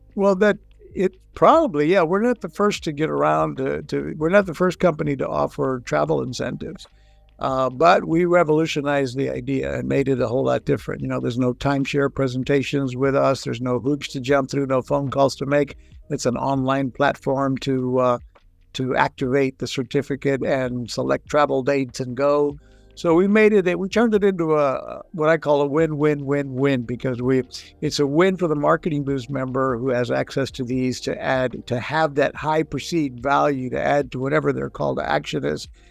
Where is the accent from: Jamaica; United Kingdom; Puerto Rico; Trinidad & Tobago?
Puerto Rico; moved away; also born or lived in Texas / Florida; I grew up in Puerto Rico. I'm Mexican uh, back Mexican American, born in Texas. Grew up in Puerto Rico